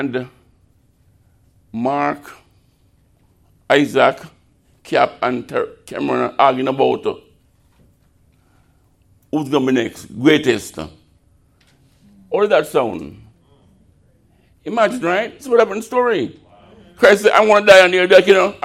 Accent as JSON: {"language": "English", "country": "Jamaica", "moved": "yes", "said": "I'm Jamaican"}